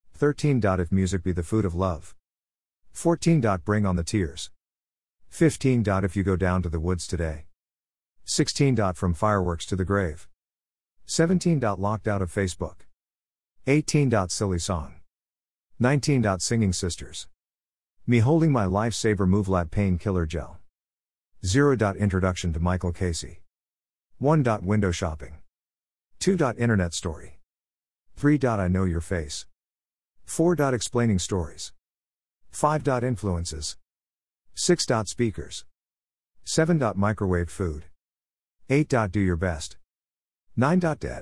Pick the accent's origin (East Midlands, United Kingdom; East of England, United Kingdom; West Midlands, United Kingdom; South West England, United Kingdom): West Midlands, United Kingdom; Birmingham; accent: Birmingham; with my posh Birmingham accent, too much listening to radio 4 years ago, and having Kerry Irish mom means I do not have a traditional Birmingham or black country accent.